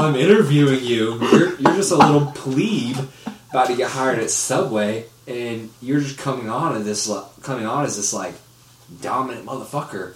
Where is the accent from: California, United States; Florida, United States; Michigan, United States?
Florida, United States; Orlando; moved away; I'm from Orlando